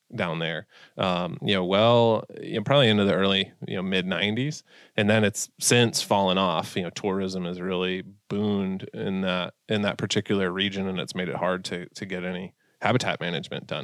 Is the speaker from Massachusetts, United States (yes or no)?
yes; Massachusetts, United States; moved away as an adult; also born or lived in Milwaukee, Wisconsin; now in Minnesota, United States; I'm from, uh, Massachusetts originally, you know, born and raised out there